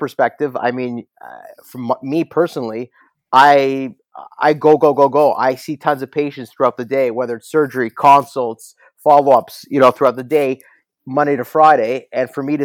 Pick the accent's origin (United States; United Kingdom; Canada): Canada; Toronto, Ontario; I was born in Toronto. My parents are from Kiev, Ukraine